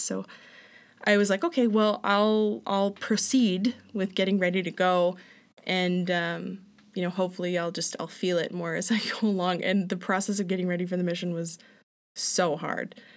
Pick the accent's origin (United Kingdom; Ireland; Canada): Canada; Hanna, Alberta; now in Calgary, Canada; I grew up in Hanna, Alberta